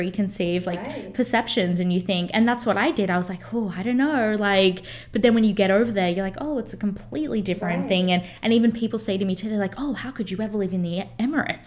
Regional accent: Australia; moved away; I'm from Australia

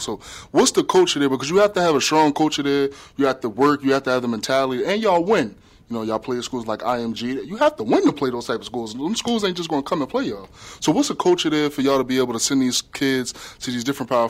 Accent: Union, New Jersey, United States; moved away as an adult; now in Springfield, United States; I'm from Union, New Jersey. Close to Newark, New Jersey.

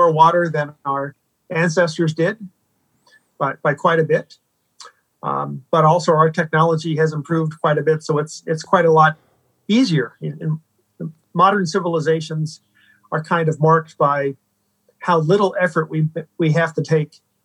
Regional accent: East Coast of the United States, United States; moved away as an adult; also born or lived in Seattle; now in California, United States; So originally I'm from the East Coast of the United States.

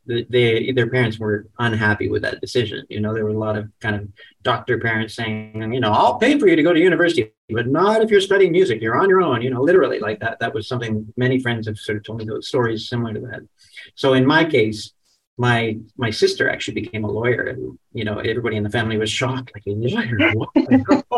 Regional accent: Toronto, Ontario, Canada; growing up in Toronto

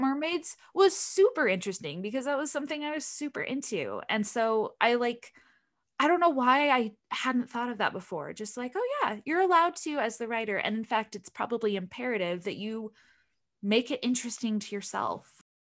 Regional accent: Utah, United States; I grew up in Utah in the middle of this desert.

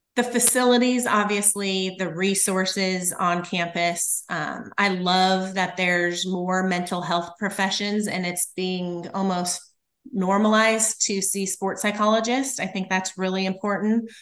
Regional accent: Littleton, Colorado, United States; moved away as an adult; now in Kansas, United States; I grew up in outside of Denver, Colorado, in Littleton

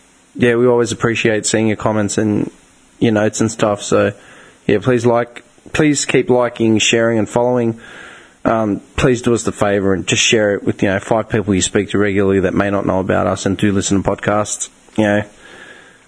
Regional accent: Australia; being Australian

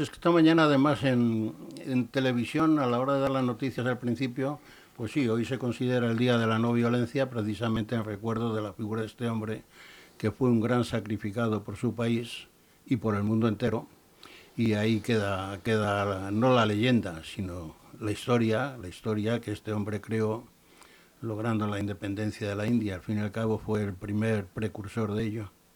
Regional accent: Madrid, Community of Madrid, Spain; now in Leganés, Spain; soy un madrileño

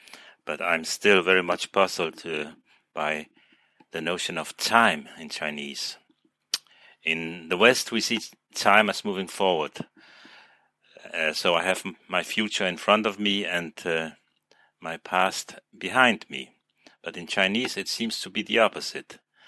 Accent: Denmark; English is a second language; also born or lived in Poland; I'm … from basically Denmark, but I was born in Poland and I'm back in Poland for the time being.

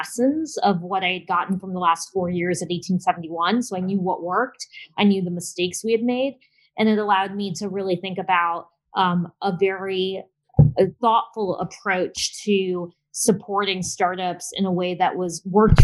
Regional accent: Chicago, Illinois, United States; moved away as an adult; now in Tampa, United States; I was living in Chicago, which is my hometown

